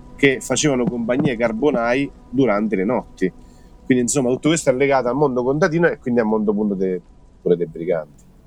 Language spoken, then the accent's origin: Italian; Roccafluvione, Marche, Italy; insegno italiano, storia e geografia a scuola media del mio paese Roccafione